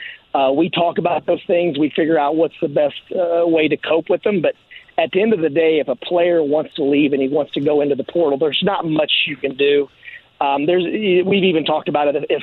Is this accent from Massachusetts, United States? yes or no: no; Terre Haute, Indiana, United States; I was born in Terre Haute